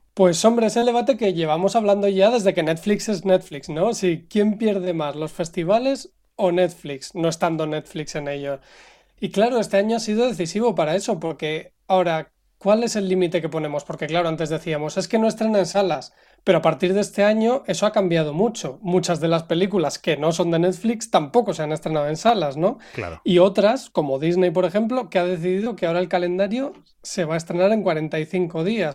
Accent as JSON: {"language": "Spanish", "country": "Spain", "said": "como español"}